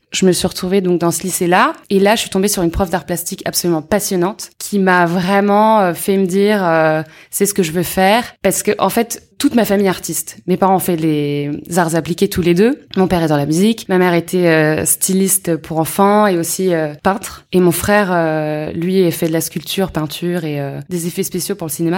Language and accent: French; Yvelines, Île-de-France, France; born or raised there; also born or lived in Paris